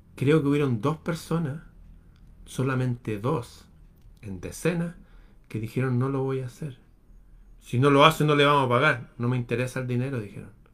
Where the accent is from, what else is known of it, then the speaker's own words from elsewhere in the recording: Chile; en mi país